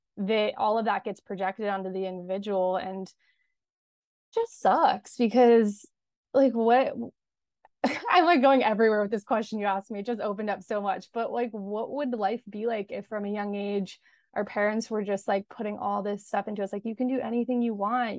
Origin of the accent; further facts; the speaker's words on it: Los Angeles, California, United States; I grew up in Los Angeles, and I am still here currently